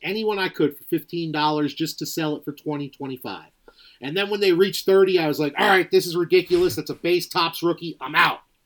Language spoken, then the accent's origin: English; New Jersey, United States; I was a, a kid that was, growing up in New Jersey